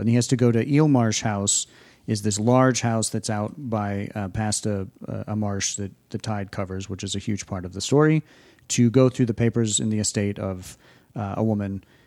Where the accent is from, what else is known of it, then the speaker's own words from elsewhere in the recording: New England, United States; we're from the New England area